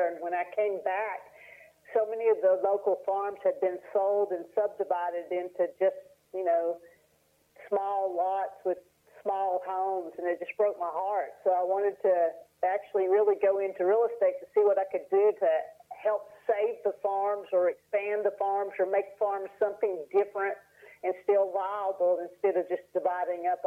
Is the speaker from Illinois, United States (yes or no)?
no; Bonner, Tennessee, United States; accent: Appalachian; now in Asheville, United States; I grew up in Bonner, Tennessee.